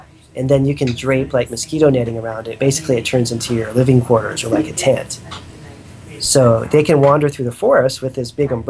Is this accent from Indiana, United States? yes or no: no; Northern California, United States; also born or lived in Thailand; I'm from Northern California, you know, so we have a lot of pretty classic redwood forests up here